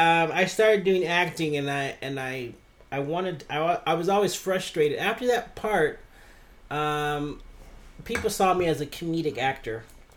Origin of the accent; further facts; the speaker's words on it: San Diego, California, United States; now in Tokyo, Japan; I grew up in San Diego.